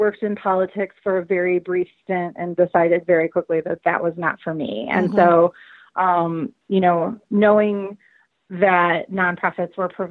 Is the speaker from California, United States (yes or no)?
no; Lansing, Michigan, United States; I have had the opportunity to work for tiny little organizations right here in my hometown